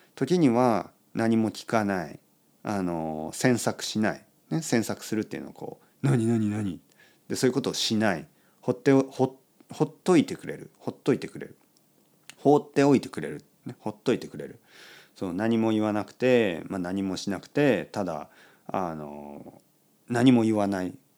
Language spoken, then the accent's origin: Japanese; Kyushu, Oita, Japan; 僕はね、あのまあ、九州の大分ですねの、まあ、田舎出身で